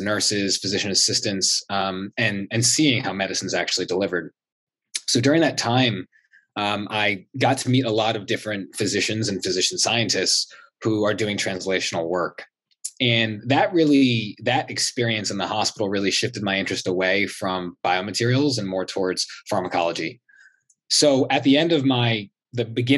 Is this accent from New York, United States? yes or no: no; Philadelphia, Pennsylvania, United States; moved away as an adult; now in Durham, United States; I'm originally from Philadelphia, Pennsylvania